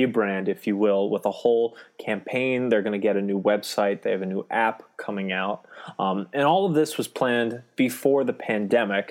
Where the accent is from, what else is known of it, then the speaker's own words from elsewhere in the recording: Delaware, United States; calling you from suburban Delaware, where I grew up. I'm one of the few Delawareans.